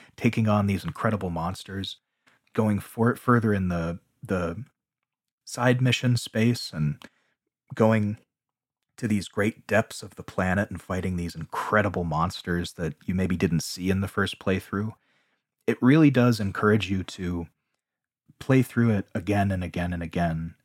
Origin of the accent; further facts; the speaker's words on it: United States; growing up in America